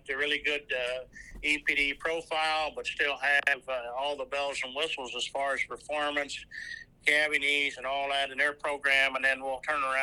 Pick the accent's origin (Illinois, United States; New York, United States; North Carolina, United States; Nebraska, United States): Nebraska, United States; moved away; I grew up in Nebraska, so I know a lot of my Nebraska breeders pretty well